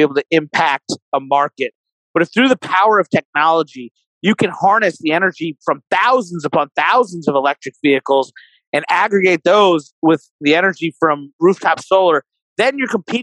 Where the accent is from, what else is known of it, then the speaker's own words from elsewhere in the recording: Kentucky, United States; I'm a Republican from Kentucky, from coal country